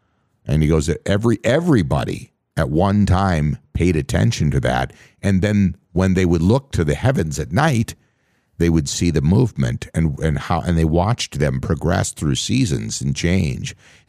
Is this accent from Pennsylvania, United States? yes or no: no; Minnesota, United States; I grew up again on the Canadian border here in Minnesota, out in the middle of nowhere, and I was hundreds of miles away from any civilization.